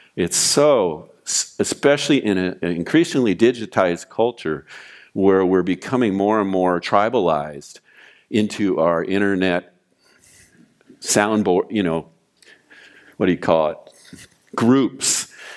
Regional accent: Oxnard, California, United States; also born or lived in Ventura; I grew up in Oxnard

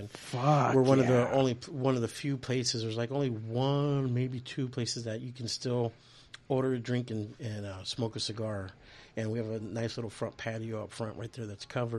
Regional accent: Portland, Oregon, United States; moved away; I was born in Portland and grew up in Oregon

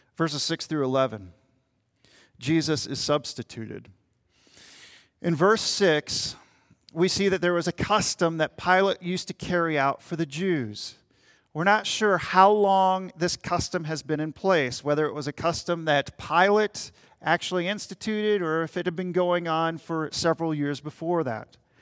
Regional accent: Minnesota, United States; I'm from Minnesota, Minnesota Timberwolves

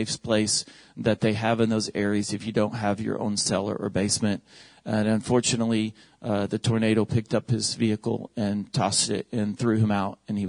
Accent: Oklahoma, United States; moved away; my home state where I was born and raised, where all of my family lives, is Oklahoma.

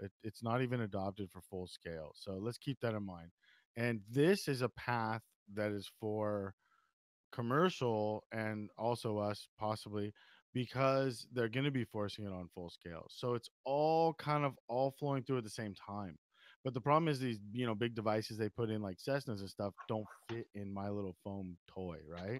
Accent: California, United States; I'm from California.

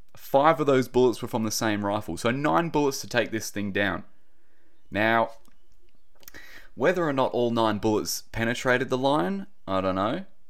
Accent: Australia; accent: Aussie; my typical Aussie accent.

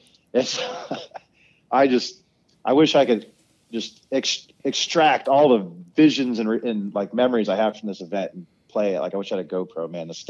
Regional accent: Ohio, United States; I'm from a place called Ohio, and we don't have hills that go like straight up for 10 minutes

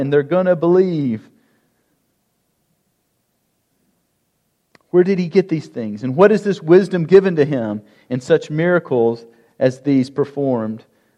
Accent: Harrison, Tennessee, United States; I grew up over in Harrison

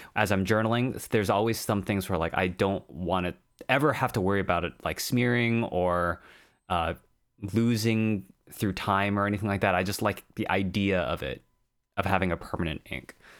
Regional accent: United States; We're both American

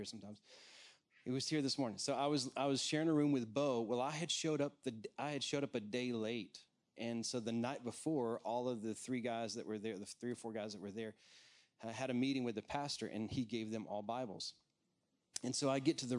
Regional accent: Texas, United States; accent: Texan; moved away as an adult; also born or lived in Washington, D.C.; I'm a Texas native, so you're going to hear a little bit of Texan come out of me

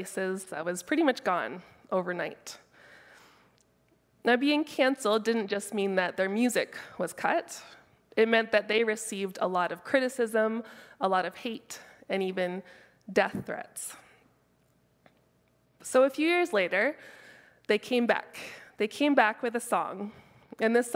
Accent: Keswick, Ontario, Canada; I'm from Keswick, but Keswick isn't super country

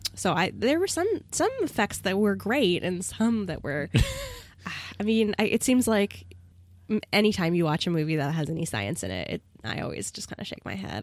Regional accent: United States; as an American

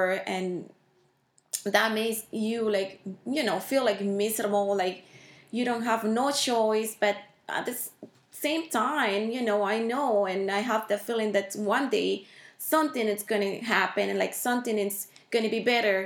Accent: Dominican Republic; moved away as an adult; now in Pennsylvania, United States; I'm from Dominican Republic.

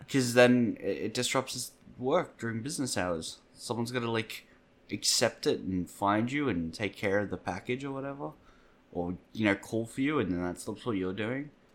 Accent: Australia; As an Australian

